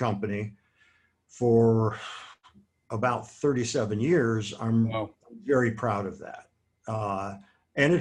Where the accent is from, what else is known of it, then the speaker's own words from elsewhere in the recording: Akron, Ohio, United States; most of my closest friends are people that I grew up with in Akron, Ohio.